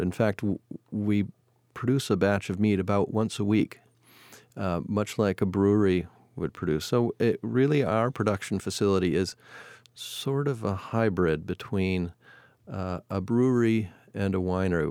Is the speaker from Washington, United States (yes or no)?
yes; Seattle, Washington, United States; also born or lived in Chicago, Illinois / Point Reyes, California; moved us from Chicago to Seattle when I was seven. Uh, living in Seattle, I had the opportunity to grow up in the natural environment